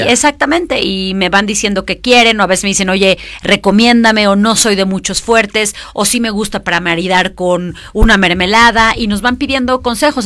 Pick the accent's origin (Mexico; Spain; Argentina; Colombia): Mexico; soy una emprendedora mexicana